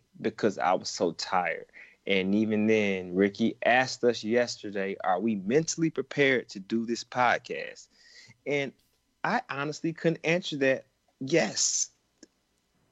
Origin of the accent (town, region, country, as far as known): Georgia, United States; born or raised there